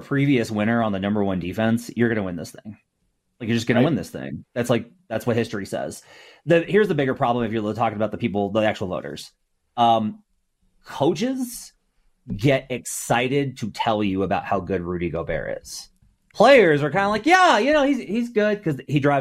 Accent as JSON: {"language": "English", "region": "Arkansas", "country": "United States", "said": "I'm from Arkansas, woo pig."}